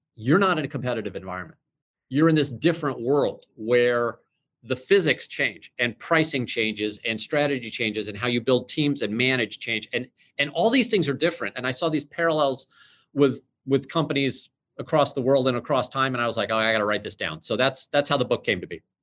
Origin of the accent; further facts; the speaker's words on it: St. Louis, Missouri, United States; we're both from St. Louis